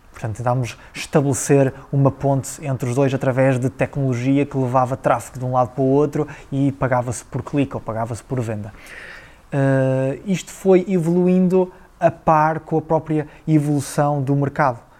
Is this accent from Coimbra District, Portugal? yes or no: yes; Figueira da Foz, Coimbra District, Portugal; also born or lived in Aveiro; eu nasci na Figueira da Foz, terra lindíssima